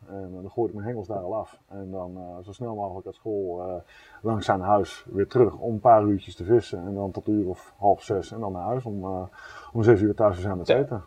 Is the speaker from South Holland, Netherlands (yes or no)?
no; near Groningen, Netherlands; also born or lived in Eindhoven; En ik ben opgegroeid onder de Groningen.